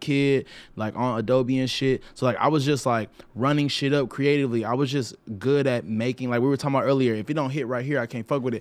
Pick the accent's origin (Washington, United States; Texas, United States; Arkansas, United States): Arkansas, United States; moved away as an adult; I didn't leave Arkansas until I was like 23.